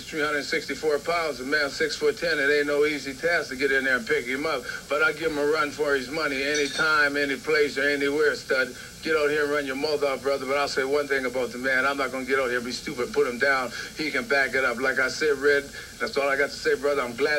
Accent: Nova Scotia, Canada; moved away as an adult; also born or lived in Toronto; now in Washington, D.C., United States; it all started here for me right in Canada, because I was born in Nova Scotia, Canada. I started in Toronto. From there, I went all over the world. I've been all over, Daddy. I live in Washington, D.C. right now. I make my home there.

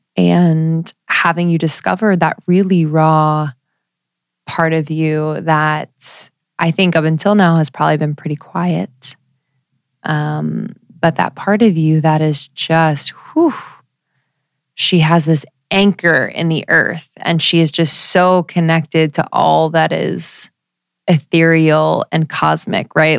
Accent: United States; growing up in the United States

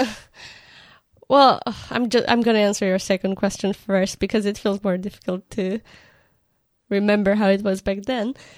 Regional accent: Botoșani, Botoșani County, Romania; English is a second language; moved away as an adult; also born or lived in Bucharest, Romania; now in United Kingdom; I grew up in Botoshan, which is a small town in Romania, very close to the border, uh, with Ukraine and Republic of Moldova.

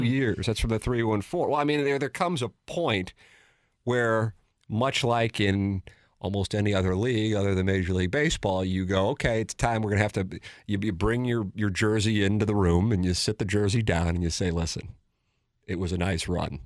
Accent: St. Louis, Missouri, United States; As a kid growing up in South City, an Irish kid on top of it

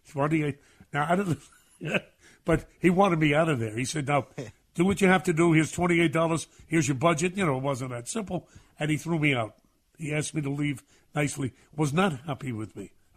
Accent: New York City, New York, United States; I'm a kid from Brooklyn

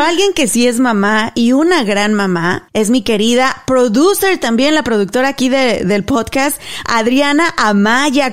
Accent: Mexico; moved away; Nos fuimos a un lugar en México, ahí en mi pueblo, que se llama el Arroyo del Sabino

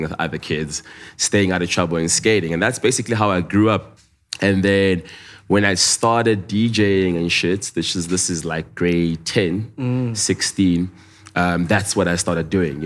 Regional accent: the Vaal, Gauteng, South Africa; I'm from the Val. Yeah. Like born and bred in the Val

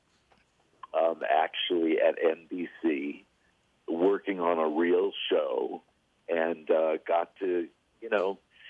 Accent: Los Angeles, California, United States; I was born in Los Angeles, born and raised

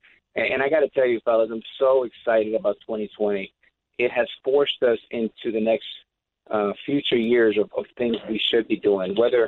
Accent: New York, United States; New York, you know, I'm a New Yorker

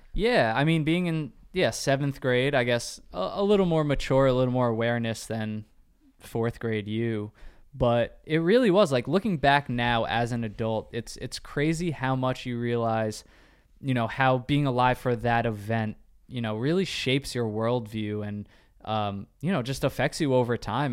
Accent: New York, United States; we're both from New York

